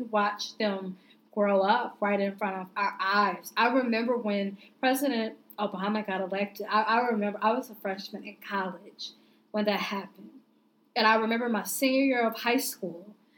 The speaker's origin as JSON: {"language": "English", "town": "Indianapolis", "region": "Indiana", "country": "United States", "tie": "born or raised there", "said": "I grew up in Indianapolis, and I had never experienced racism until I went away to college, living in Southern Indiana"}